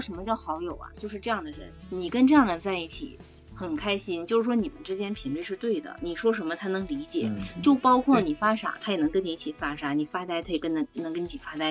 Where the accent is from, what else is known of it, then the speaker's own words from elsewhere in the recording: China; 我们中国人